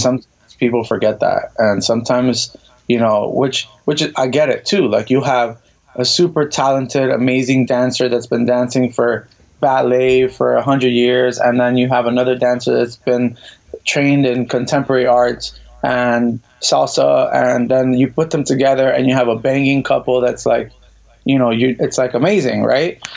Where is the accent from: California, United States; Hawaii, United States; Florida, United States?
Florida, United States; Miami; moved away as an adult; now in New York, United States; I am originally from Miami, Florida, born and raised.